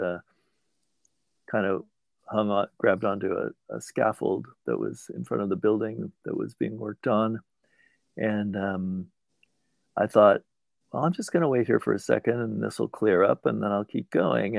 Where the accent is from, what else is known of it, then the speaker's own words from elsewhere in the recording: San Francisco, California, United States; moved away; San Francisco, which is where I'm from originally. I'm from the Bay Area